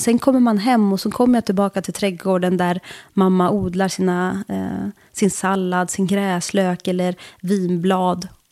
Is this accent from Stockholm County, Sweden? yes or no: no; Bollnäs, Gävleborg County, Sweden; moved away as an adult; also born or lived in Turkey / Södertälje / Brussels; jag är från Bollnäs